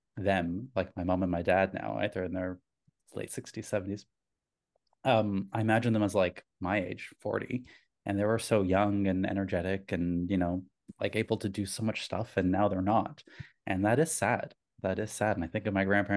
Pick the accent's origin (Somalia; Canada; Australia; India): Canada; My heritage, I was born in Canada, but my heritage is Italian